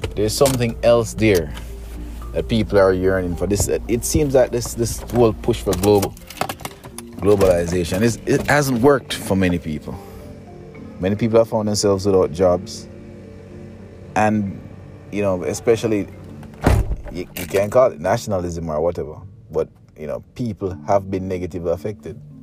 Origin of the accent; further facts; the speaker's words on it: Jamaica; I'm a Jamaican